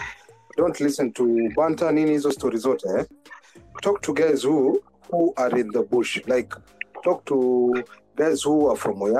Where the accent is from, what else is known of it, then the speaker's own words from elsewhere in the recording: Samburu County, Kenya; I'm actually a Samburu guy from the Great North.